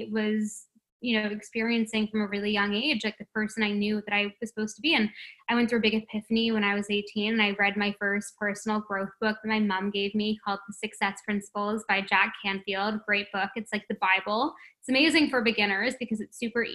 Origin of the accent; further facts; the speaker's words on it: Toronto, Ontario, Canada; moved away as an adult; now in Paradise Island, Bahamas; I was born and raised in Toronto